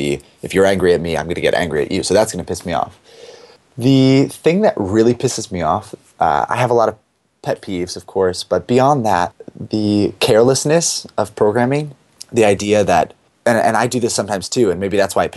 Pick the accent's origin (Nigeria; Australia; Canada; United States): United States; East Coast; I grew up on the East Coast